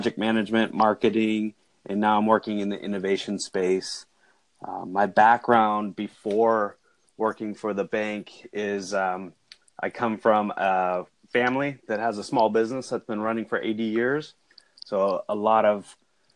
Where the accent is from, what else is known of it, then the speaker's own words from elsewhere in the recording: San Jose, California, United States; also born or lived in Davis, California; now in Salinas, United States; I grew up in the San Jose area, which is a big city